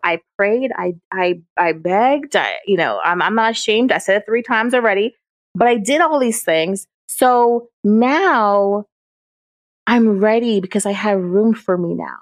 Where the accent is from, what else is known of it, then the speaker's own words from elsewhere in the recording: Jamaica; I'm Jamaican